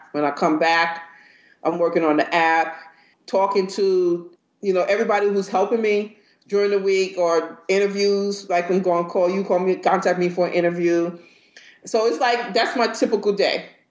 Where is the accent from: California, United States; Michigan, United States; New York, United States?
New York, United States; moved away; also born or lived in Georgia; I'm from New York